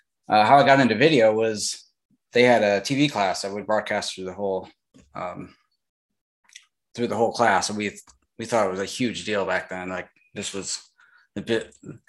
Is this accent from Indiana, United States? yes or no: yes; Angola, Indiana, United States; like you said, and I grew up in Indiana. And I grew up around cornfields. Really, my whole family had farming area that we grew up on. We were literally surrounded by cornfields.